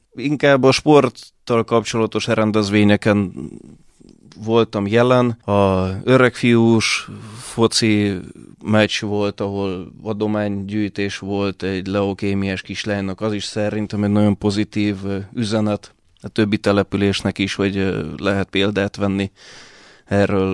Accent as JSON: {"language": "Hungarian", "country": "Hungary", "tie": "born or raised there", "also_born_or_lived": "Budapest / Russia", "said": "gyerekkorom óta itt élek, eh, itt jártam általános iskolába, középiskolába, főiskolára"}